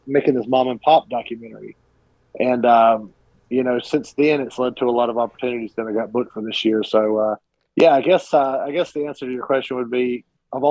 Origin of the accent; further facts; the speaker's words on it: Cat Square, North Carolina, United States; also born or lived in Hickory, North Carolina; I grew up in a small town called Cat Square, North Carolina.